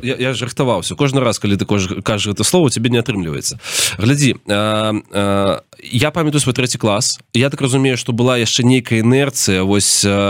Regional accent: Belarus; moved away; мы беларусы свету

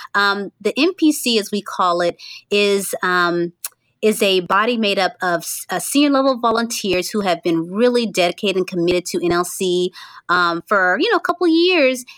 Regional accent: Central Florida, United States; I'm from Central Florida originally, but I live in North Florida

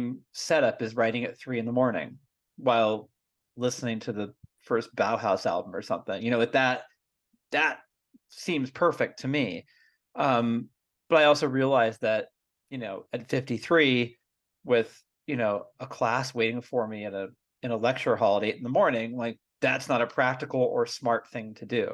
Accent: Concord, United States; I'm from Concord originally.

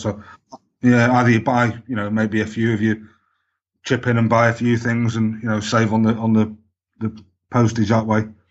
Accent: Manchester, North West England, United Kingdom; I grew up in Manchester

